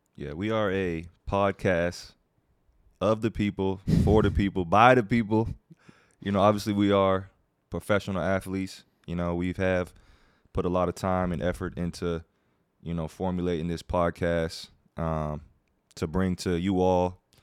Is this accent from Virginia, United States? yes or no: yes; Virginia, United States; now in North Carolina, United States; I was born and raised in Virginia